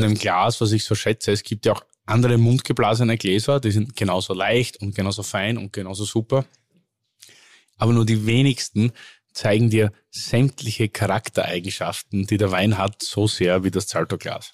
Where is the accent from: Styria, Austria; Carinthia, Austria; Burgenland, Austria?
Styria, Austria; Oberlungitz; aus dem Ort Oberlungitz heißt ja. Das ist so ein 200 einwohner ort zwischen Hartberg